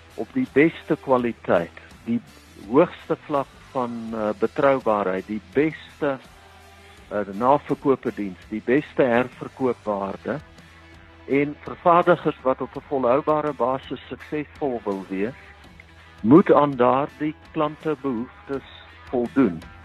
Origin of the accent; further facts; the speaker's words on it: Bultfontein, Free State, South Africa; also born or lived in Kroonstad; ek het in die Vrystaat grootgeword in 'n uh, dorpe met die naam van Bultfontein.